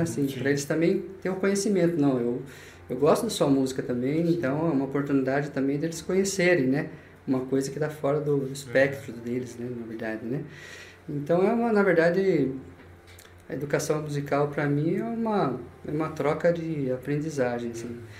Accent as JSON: {"language": "Portuguese", "town": "Itaporanga", "region": "São Paulo", "country": "Brazil", "tie": "born or raised there", "also_born_or_lived": "Itapeva, São Paulo", "said": "Eu morei em Itaporanga e cresci lá"}